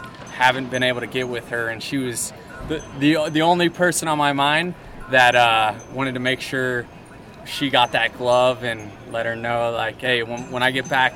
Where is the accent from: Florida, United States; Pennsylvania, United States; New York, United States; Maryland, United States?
Florida, United States; Tampa Bay; It's still my hometown